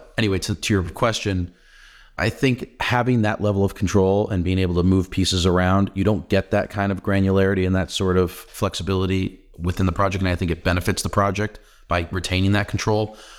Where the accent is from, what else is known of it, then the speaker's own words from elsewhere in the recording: New Hampshire, United States; I'm from New Hampshire.